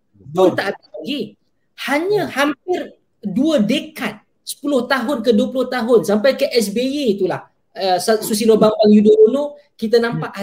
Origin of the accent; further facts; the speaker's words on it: Klang, Selangor, Malaysia; Saya lahir membesar di Kelang, Selangor